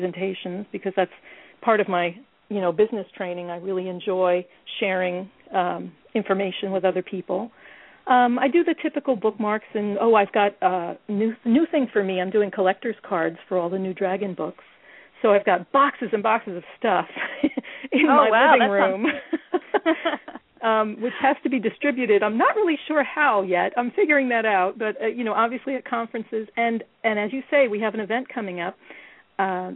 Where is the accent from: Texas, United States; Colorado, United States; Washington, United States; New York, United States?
New York, United States; I'm a New Yorker